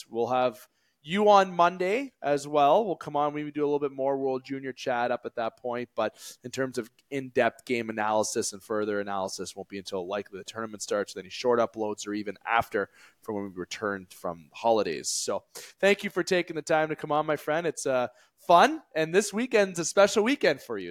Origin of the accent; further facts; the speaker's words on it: Sault Ste. Marie, Ontario, Canada; we are Canadians, okay? We said it moments ago. We're from Sault Ste. Marie